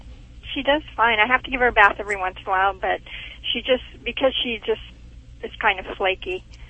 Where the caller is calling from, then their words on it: Montana, United States; Calling from Montana.